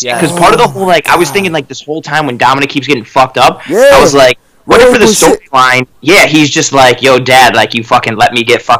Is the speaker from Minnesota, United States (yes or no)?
no; Buffalo, New York, United States; moved away; I'm originally from Buffalo